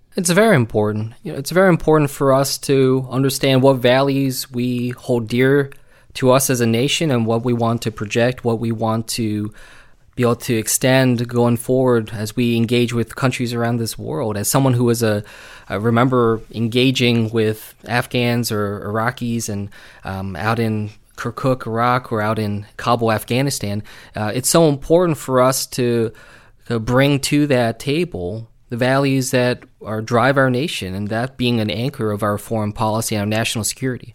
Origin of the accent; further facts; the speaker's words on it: New Jersey, United States; I grew up here in South Jersey